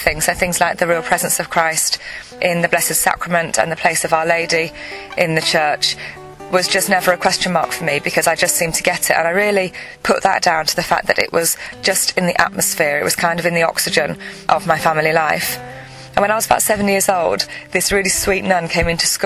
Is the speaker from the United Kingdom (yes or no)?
yes; England, United Kingdom; I'm 36 years old and I'm from England.